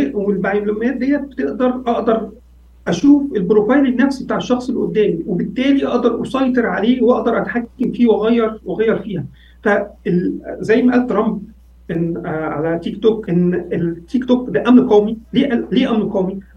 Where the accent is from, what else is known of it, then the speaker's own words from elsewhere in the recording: Egypt; عندنا في مصر